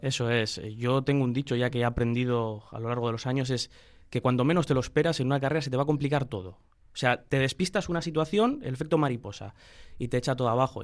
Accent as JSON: {"language": "Spanish", "town": "Bilbao", "region": "Basque Country", "country": "Spain", "said": "de aquí de Bilbao, pues, pues como buen bilbaíno"}